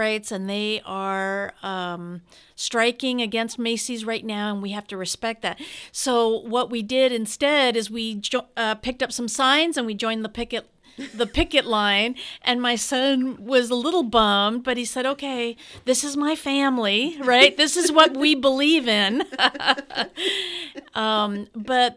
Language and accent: English; Mexico; also born or lived in Yucatan, Mexico / Mexico City, Mexico; now in Santa Rosa, United States; I had the privilege of growing up as a child in Mexico, in the state of Yucatan and in Mexico City